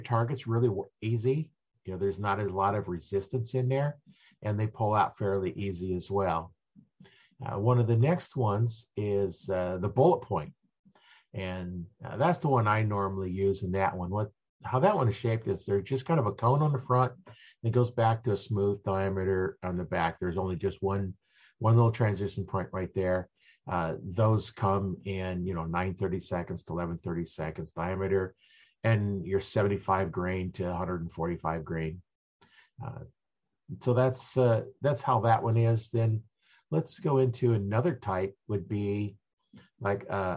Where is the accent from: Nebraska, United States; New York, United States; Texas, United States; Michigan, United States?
Nebraska, United States; I'm from Nebraska